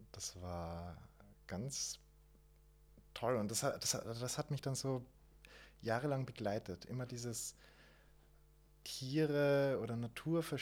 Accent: Waldviertel, Lower Austria, Austria; Bei uns im Waldviertel

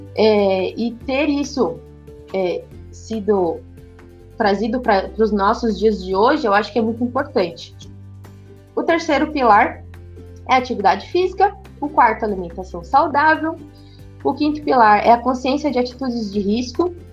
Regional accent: São Paulo, Brazil; moved away; sou natural de São Paulo

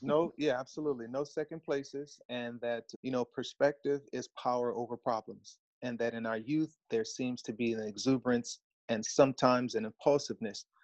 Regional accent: Los Angeles, California, United States; born and raised in Los Angeles, California, come from a large family

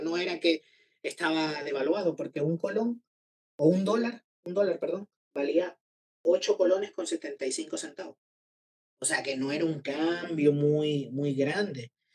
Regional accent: San Salvador, El Salvador; moved away as an adult; now in Málaga, Spain; yo nací en San Salvador, eh, la capital. Así que digamos que mi, mi perspectiva es más como de, de eh, salvadoreño de ciudad

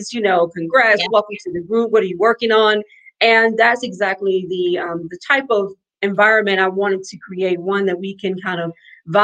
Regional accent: Alabama, United States; now in New Orleans, United States; I'm a girl from Alabama, so, and I live in New Orleans

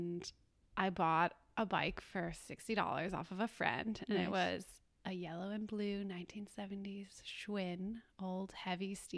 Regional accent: Grand Rapids, Michigan, United States; now in Chicago, United States; I grew up in Grand Rapids, Michigan on 10 acres of land, and I was homeschooled

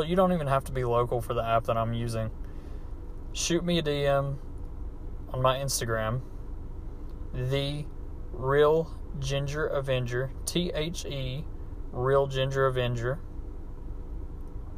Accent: United States; accent: hillbilly; my hillbilly accent

